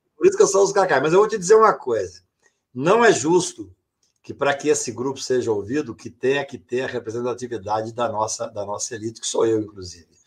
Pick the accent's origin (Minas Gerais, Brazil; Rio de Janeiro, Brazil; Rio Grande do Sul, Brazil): Minas Gerais, Brazil; Patos de Minas; Eu sou da, do interior de Minas Gerais, de Patos de Minas